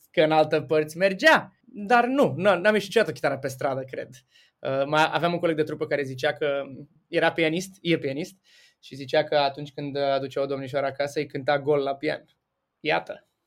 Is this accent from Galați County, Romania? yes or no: yes; Galați, Galați County, Romania; eu sunt din Galați